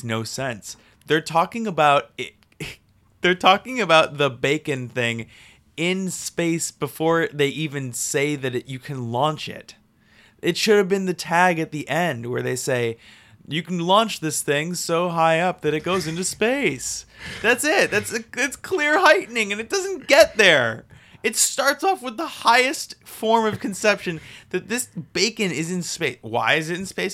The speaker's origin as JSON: {"language": "English", "region": "Wisconsin", "country": "United States", "said": "I'm just from Wisconsin"}